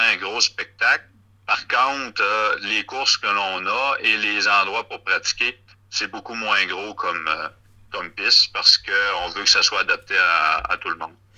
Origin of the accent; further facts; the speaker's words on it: Rimouski, Quebec, Canada; je viens de, la région de Bas-Saint-Laurent, de Rimouski.